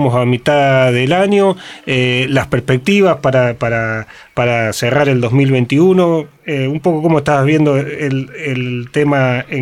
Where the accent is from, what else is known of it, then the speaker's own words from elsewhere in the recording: Rosario, Santa Fe, Argentina; Nacido, criado en el barrio Echesortu.